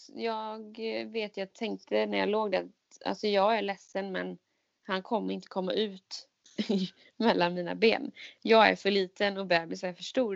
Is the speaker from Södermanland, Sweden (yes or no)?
no; Jönköping, Jönköping County, Sweden; now in Stockholm, Sweden; Jag är ju från Jönköping